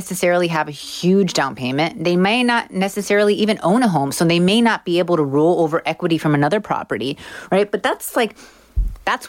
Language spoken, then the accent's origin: English; Miami, Florida, United States; I'm from Miami